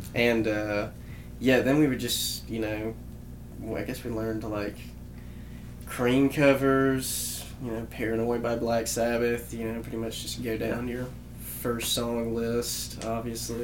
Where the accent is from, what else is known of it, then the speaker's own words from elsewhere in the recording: Memphis, Tennessee, United States; also born or lived in Columbus, Mississippi; I grew up in Memphis, Tennessee